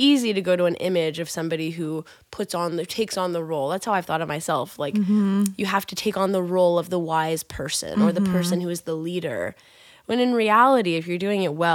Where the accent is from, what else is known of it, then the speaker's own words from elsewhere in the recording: Kansas, United States; I'm from Kansas and the daughter of a single mom who just tried to get